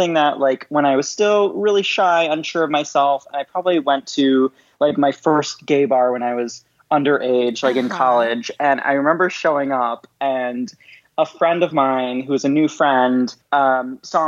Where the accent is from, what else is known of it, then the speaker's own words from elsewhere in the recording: Detroit, Michigan, United States; moved away as an adult; now in Chicago, United States; I'm originally from Detroit.